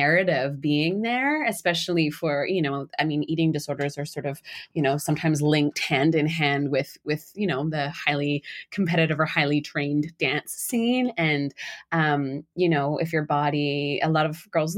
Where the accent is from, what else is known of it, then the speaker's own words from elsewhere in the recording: Canada; I grew up in Canada